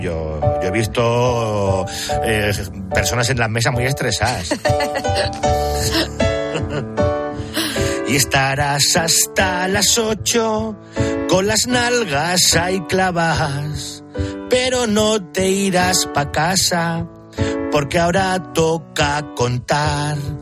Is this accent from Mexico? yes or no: no; Picón, Castilla-La Mancha, Spain; born or raised there